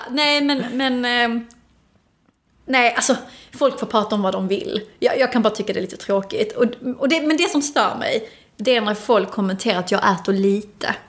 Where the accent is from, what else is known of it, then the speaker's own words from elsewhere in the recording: Helsingborg, Skåne, Sweden; jag kommer ju från ett, ett område i Helsingborg som är ganska tufft